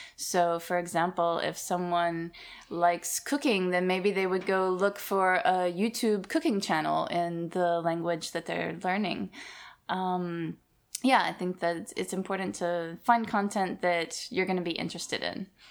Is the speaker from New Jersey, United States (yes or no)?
no; Alabama, United States; Growing up in Alabama, it wasn't a very multicultural place